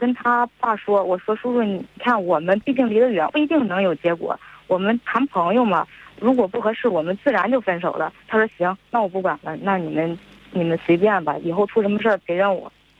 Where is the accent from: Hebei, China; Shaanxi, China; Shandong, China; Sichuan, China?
Hebei, China; 我们我们是河北人，